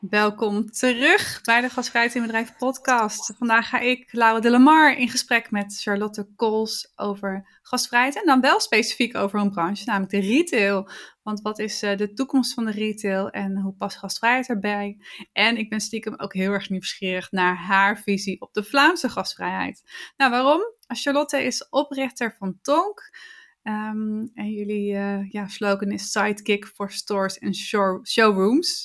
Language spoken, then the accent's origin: Dutch; Netherlands; als Nederlander